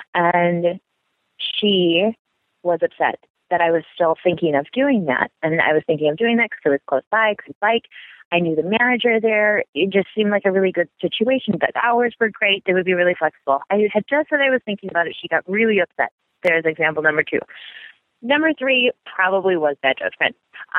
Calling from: Midwest, United States; Hey, Dan, I am a lesbian from the Midwest, and I listen to your show every week.

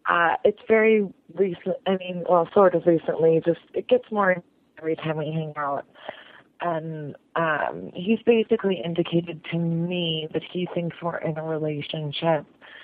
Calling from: Chicago, Illinois, United States; I'm calling from Chicago. I'm a 24-year-old straight female

